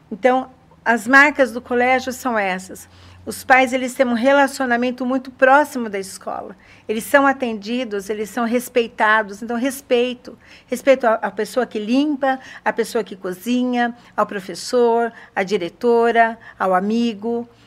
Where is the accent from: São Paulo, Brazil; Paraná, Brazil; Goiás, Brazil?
São Paulo, Brazil; now in Sorocaba, Brazil; Eu vim de São Paulo para Sorocaba com depressão pós-parto